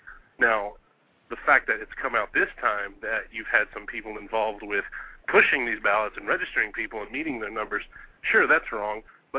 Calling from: Arlington, Texas, United States; I'm calling from Arlington, Texas. We're in the middle of Dallas and Fort Worth.

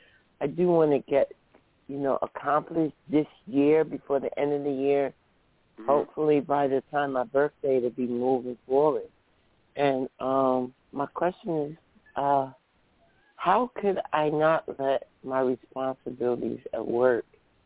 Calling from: New Jersey, United States; I'm calling from New Jersey.

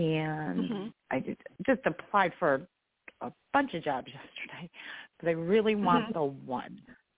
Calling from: New York, United States; I am in New York State.

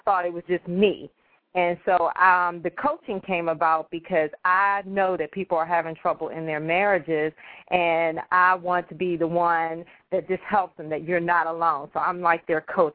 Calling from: Maryland, United States; I'm calling from home in Maryland

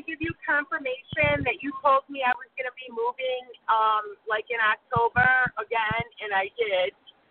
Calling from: Chicago, Illinois, United States; I'm calling from Chicago.

